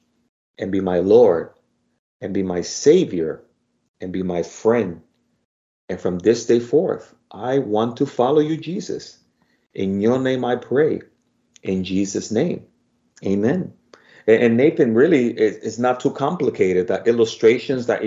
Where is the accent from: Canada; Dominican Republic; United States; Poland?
Dominican Republic; accent: Spanish Dominican; my Spanish Dominican accent